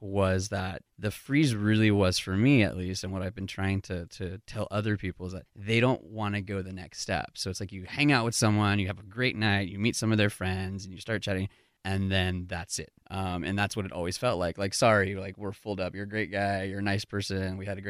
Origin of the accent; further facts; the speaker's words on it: California, United States; moved away as an adult; now in Seattle, United States; I've been in Seattle for almost 15 years. I moved up right after college from Southern California.